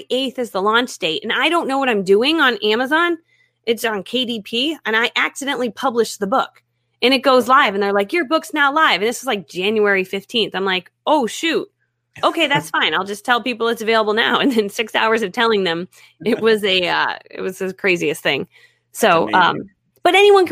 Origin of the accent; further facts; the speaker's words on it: East Granby, Connecticut, United States; also born or lived in Ohio; now in Florida, United States; I grew up 20 minutes north of Hartford. It's called East Granby. Tiny town.